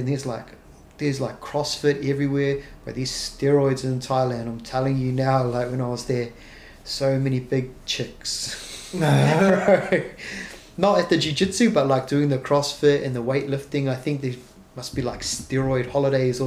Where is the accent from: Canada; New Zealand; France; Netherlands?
New Zealand; moved away; when I went back to New Zealand, I trained in a couple of places. It was like zero gravity martial arts. That was in my hometown